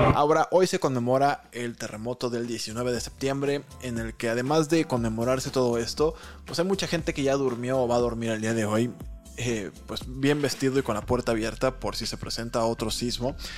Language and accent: Spanish; Colima, Mexico; yo nací en una zona sísmica, yo nací en Colima. Y el crecer en una zona sísmica